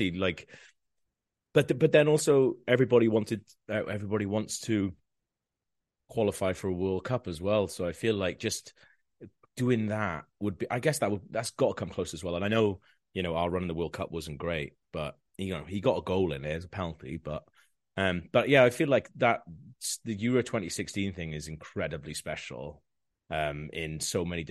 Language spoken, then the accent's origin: English; South Wales, United Kingdom; first language Welsh; English is a second language; moved away as an adult; now in London, United Kingdom; growing up in South Wales